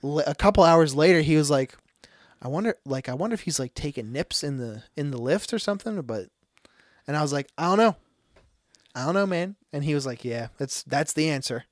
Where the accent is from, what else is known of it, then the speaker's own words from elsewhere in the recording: United States; moved away; I'm from Willow Run